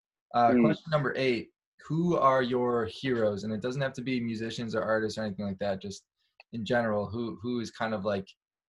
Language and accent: English; Chicago, Illinois, United States; accent: Midwestern; now in Los Angeles, United States; I'm from Chicago